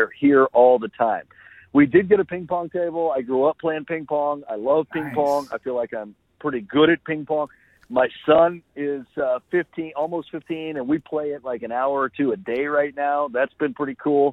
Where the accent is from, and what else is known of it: Oklahoma, United States; born or raised there